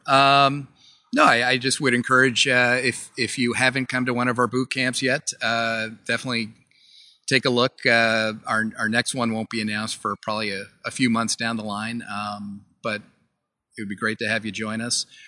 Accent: Vermont, United States; We're from Vermont

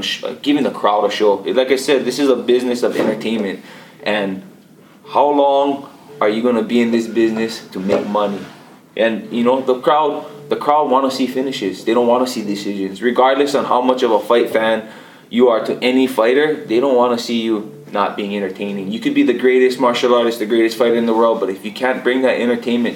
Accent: Hawaii, United States

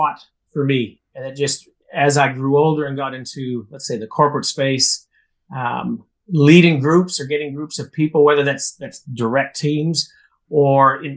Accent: Saskatoon, Saskatchewan, Canada; moved away as an adult; now in Melbourne, Australia; growing up in Saskatoon

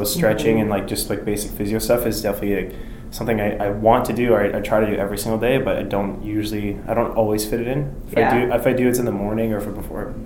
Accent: North Vancouver, British Columbia, Canada; North Vancouver.

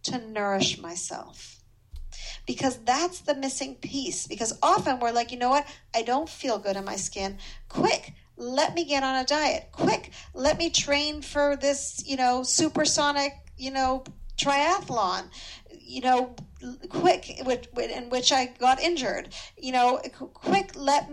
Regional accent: Montreal, Quebec, Canada; I grew up in Montreal, which is why my French is marginally

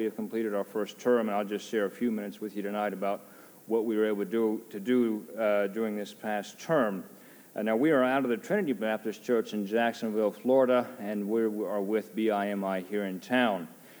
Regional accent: Japan; also born or lived in United States; I grew up in Japan. I've been in Japan since 1976 when I was 7 years old, been there for 25 years.

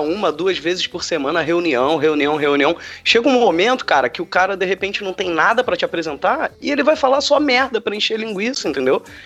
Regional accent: Rio de Janeiro, Brazil; quando eu era pequeno, aqui no Rio, era gravado o programa da Xuxa

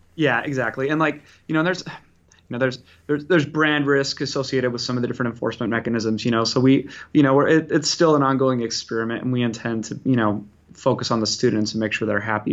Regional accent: Utah, United States; now in Bay Area, California, United States; I'm from originally from Utah, living in California now in the Bay Area.

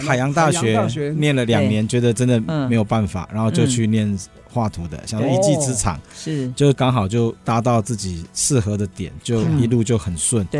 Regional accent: Hengshan, Hsinchu County, Taiwan; also born or lived in Guanxi; 好，我是出生在横山， {S2} 横山 {S4} 哦，横山乡这里，然后。就是在那个九站头大肚那一带

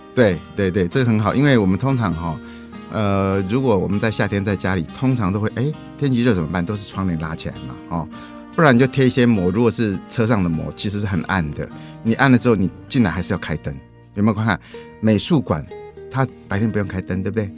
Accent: Taiwan; 我们台湾人

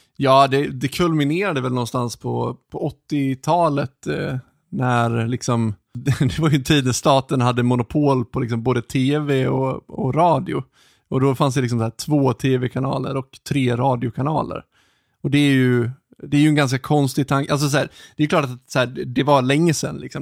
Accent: Ludvika, Dalarna County, Sweden; jag är ju uppvuxen utanför eh, Ludvika

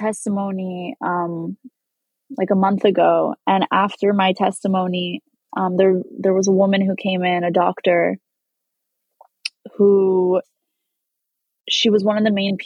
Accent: New York, United States; As a Jew growing up in New York

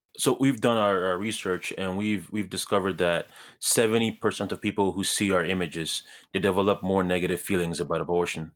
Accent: Ghana; now in Canada; I was born in Ghana, um, as you said. I was born to, um, a single mother in, in Ghana.

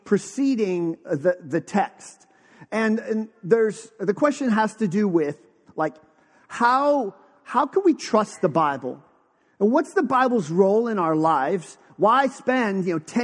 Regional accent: Western Pennsylvania, United States; moved away; also born or lived in Texas; I was born in Western Pennsylvania

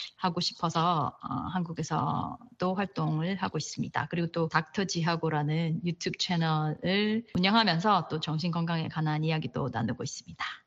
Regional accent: Daegu, South Korea; moved away as an adult; also born or lived in Boston; now in United States; 전 대구 사람이거든요

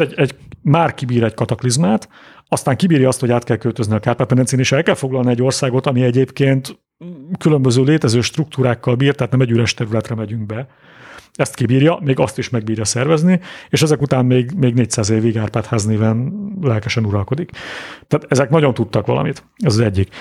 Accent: Budapest, Hungary; also born or lived in Dunakanyar; Budapesten születtem és nőttem föl

